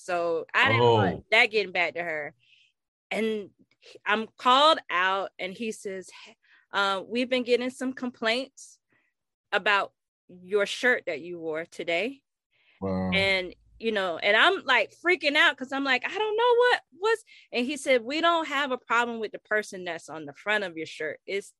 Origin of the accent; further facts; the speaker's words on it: Orlando, Florida, United States; I grew up in Pine Hills, and we were the first black family in our neighborhood.